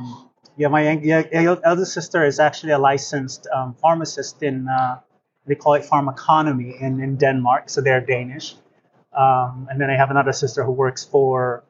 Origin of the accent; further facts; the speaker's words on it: Philippines; moved away as an adult; also born or lived in Atlanta, United States; now in United States; I am Filipino